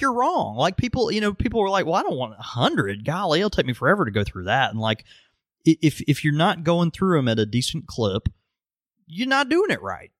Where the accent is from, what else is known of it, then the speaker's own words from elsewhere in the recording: Mississippi, United States; I am from Mississippi